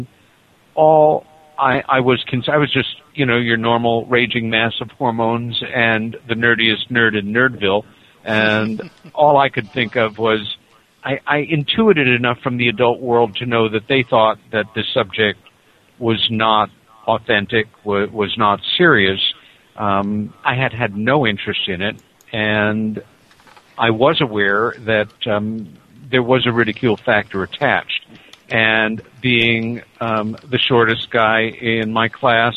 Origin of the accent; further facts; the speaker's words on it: Nassau County, New York, United States; moved away as an adult; now in Ithaca, United States; growing up in Nassau County, about 30 miles east of where you are right now